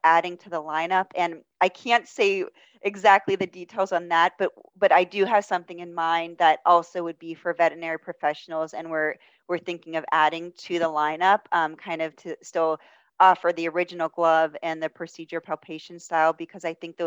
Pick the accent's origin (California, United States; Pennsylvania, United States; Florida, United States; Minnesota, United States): Pennsylvania, United States; Pittsburgh; I'm from Pittsburgh